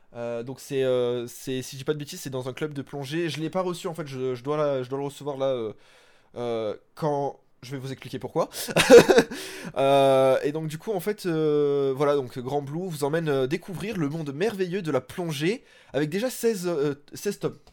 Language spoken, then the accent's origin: French; France; chez nous en France